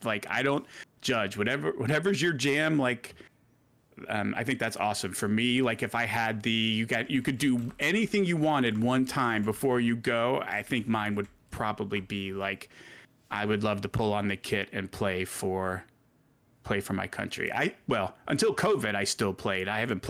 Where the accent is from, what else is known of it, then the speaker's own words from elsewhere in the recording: Milwaukee, Wisconsin, United States; also born or lived in Puerto Rico / Mexico City; I was born in Puerto Rico when my dad was in the Coast Guard, And then we moved to Milwaukee because Puerto Rico to Milwaukee is a pretty well-known pipeline.